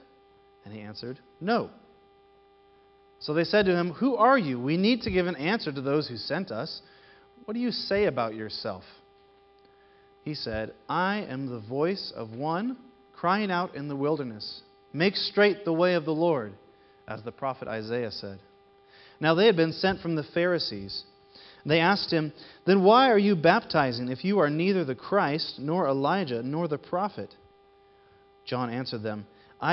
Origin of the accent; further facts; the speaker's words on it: United States; as Americans, my family